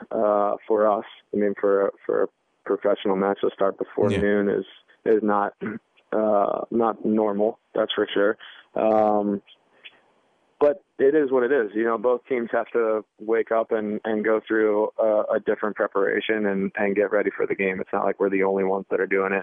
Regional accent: East Coast, United States; also born or lived in Washington, D.C.; Growing up on the East Coast and then playing at Georgetown

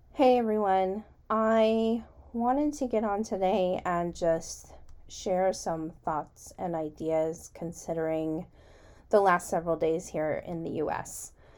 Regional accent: United States; as an American

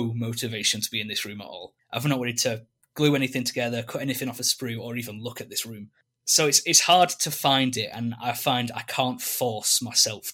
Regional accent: England, United Kingdom; growing up in England and we have all this stuff, I did take it for granted for many years

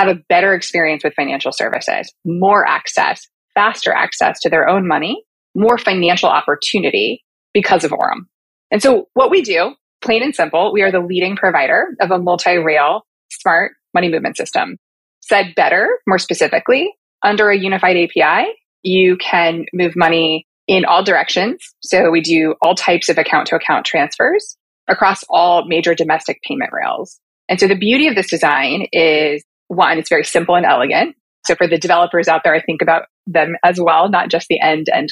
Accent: Portland, Oregon, United States; moved away as an adult; also born or lived in Los Angeles, California / suburbs of New York City; now in New York, United States; I am born and raised in Portland, Oregon

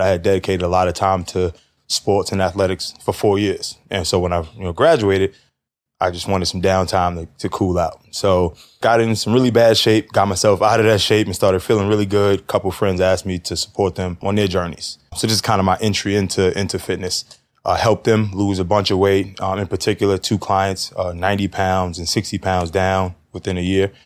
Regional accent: New York City, New York, United States; 36 years old, born and raised in Harlem

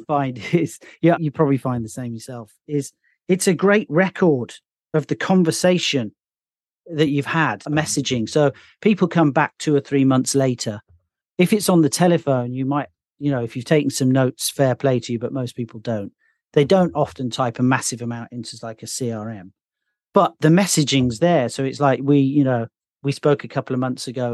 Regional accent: Birmingham, West Midlands, United Kingdom; accent: Midlands; now in London, United Kingdom; I'm actually from another city in the U K originally, which is called Birmingham

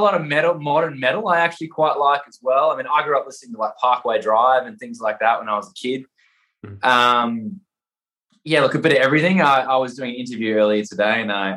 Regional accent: Perth, Western Australia, Australia; moved away as an adult; now in Sydney, Australia; I live in Sydney, Australia. I'm from Perth in Western Australia

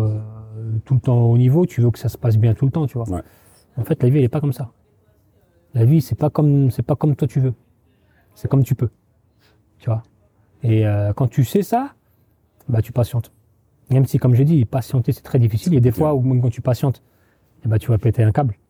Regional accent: Trappes, Île-de-France, France; moved away

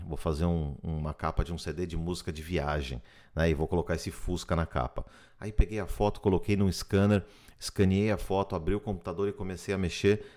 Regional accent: Brazil; moved away as an adult; also born or lived in São Paulo / Miami Beach; now in United States; Nós somos brasileiros que vieram aqui para os Estados Unidos atrás de um sonho

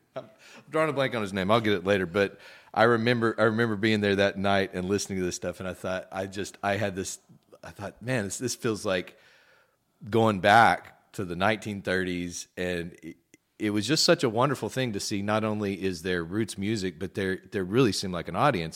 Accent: West Texas, United States; moved away as an adult; also born or lived in Southeast Louisiana / Hammond / New Orleans; now in Louisiana, United States; I grew up out in West Texas

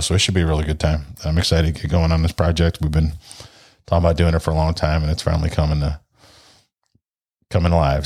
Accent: St. Louis, Missouri, United States; also born or lived in Ashtabula, Ohio; Since fourth grade, my dad worked for the railroad and, uh, it was basically moved to Saint Louis or you're unemployed, so here we are.

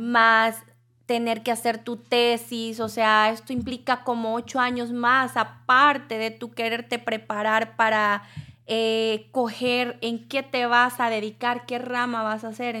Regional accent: El Salvador; now in United States; yo vengo de El Salvador

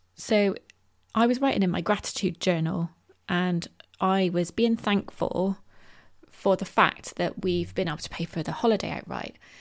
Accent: Bristol, South West England, United Kingdom; my hometown of Bristol

